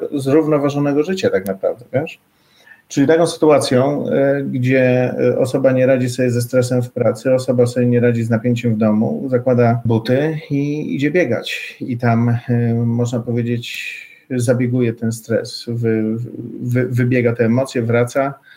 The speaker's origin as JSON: {"language": "Polish", "area": "near Warsaw", "region": "Masovian Voivodeship", "country": "Poland", "said": "ja tutaj jestem z okolic Warszawy"}